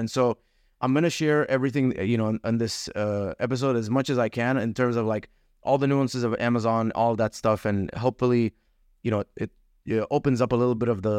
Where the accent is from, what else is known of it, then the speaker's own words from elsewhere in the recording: Dubai, United Arab Emirates; moved away as an adult; also born or lived in Egypt; now in United States; My background, I came to America in 2011. I was born in Egypt, grew up in Dubai, came here for college